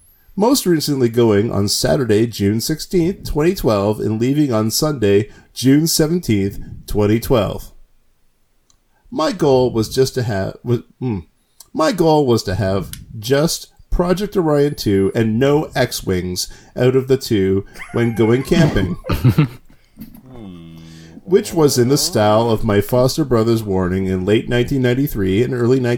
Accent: Canada; I'll bet that word's spelled correctly, but I'm Canadian.

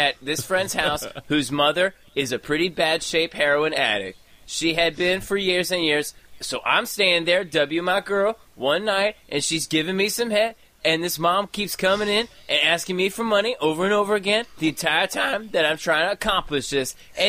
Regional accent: Willits, California, United States; I'm from Willits, California.

